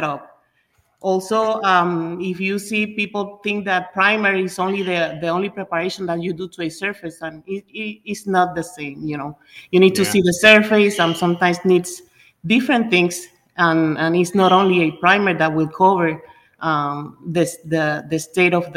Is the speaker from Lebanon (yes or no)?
no; Puerto Rico; moved away as an adult; now in Florida, United States; we are originally from Puerto Rico. Ever since we arrived in Florida